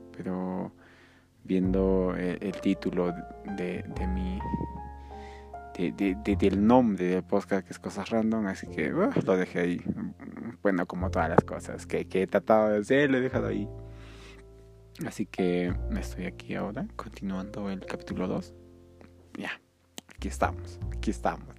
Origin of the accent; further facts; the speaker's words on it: Peru; que soy de Perú